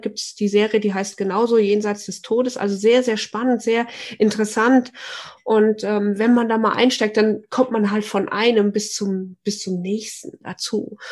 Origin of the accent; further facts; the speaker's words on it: Fulda, Hesse, Germany; ich komme ja aus Fulda